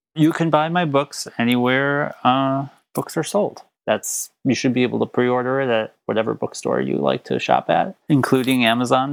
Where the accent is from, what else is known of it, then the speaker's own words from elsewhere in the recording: Minneapolis, Minnesota, United States; also born or lived in St. Paul, Minnesota; suburbs of minneapolis I was born in the early 80s. So where I lived, there was no such thing as like affirming churches.